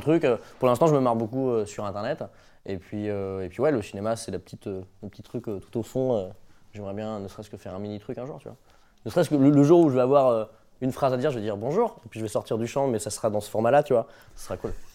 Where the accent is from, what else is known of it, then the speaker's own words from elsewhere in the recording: Brittany, France; je suis breton